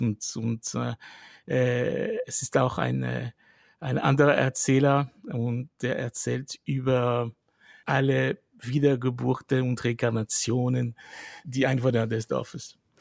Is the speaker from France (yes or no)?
yes; western France, France; German is a second language; moved away; in Westfrankreich, wo ich groß geworden bin.